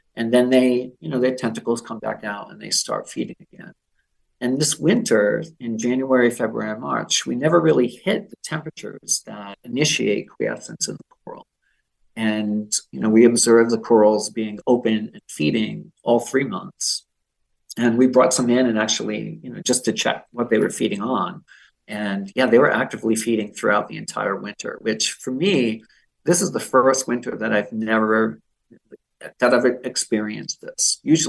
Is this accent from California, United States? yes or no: no; Massachusetts, United States; So for me, I'm local. I grew up in Massachusetts and I spent a lot of time on the beaches in Rhode Island.